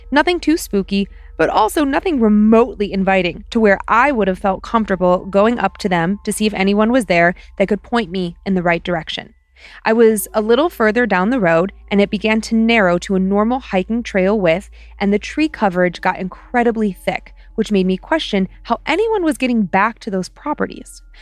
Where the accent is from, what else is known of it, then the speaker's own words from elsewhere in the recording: Ohio, United States; But you know, I'm from Ohio. Just ask me, I'll tell you.